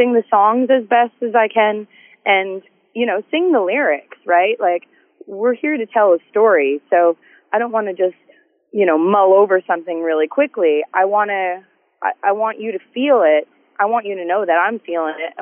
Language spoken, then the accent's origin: English; Canada; I love being Canadian and being able to come home